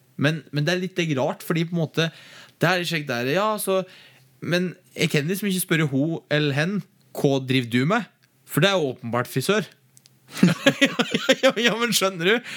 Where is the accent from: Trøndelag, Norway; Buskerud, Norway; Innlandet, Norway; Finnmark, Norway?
Innlandet, Norway; Gudbrandsdalen; moved away; Heime i Gudbrandsdalen